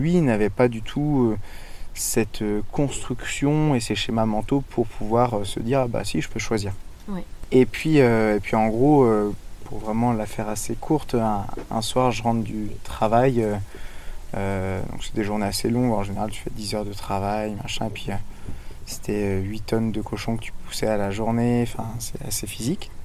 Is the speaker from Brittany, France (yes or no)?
yes; Brittany, France; je suis breton d'origine et je vis principalement en Bretagne